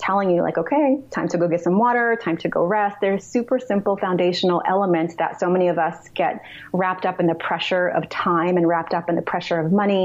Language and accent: English; New York City, New York, United States; moved away; also born or lived in Russia; I grew up in New York City